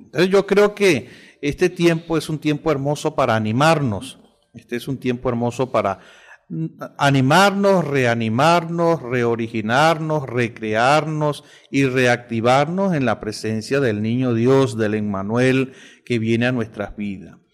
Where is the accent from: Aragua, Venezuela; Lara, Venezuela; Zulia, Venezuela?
Lara, Venezuela; Villanueva; now in Maracaibo, Venezuela; hablo especialmente del estado Lara, eh, que es mi estado, y de la ciudad del Tocuyo y de mi pueblo que es Villanueva y pertenece al municipio Morán